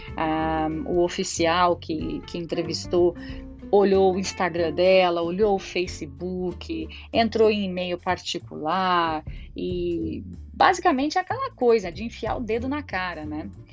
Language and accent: Portuguese; Brazil; E eu, como todo brasileiro orgulhoso, falei, eu sou do Brasil